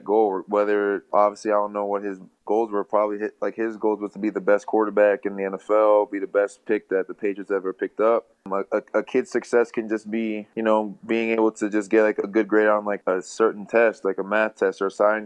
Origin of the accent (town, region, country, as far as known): Canada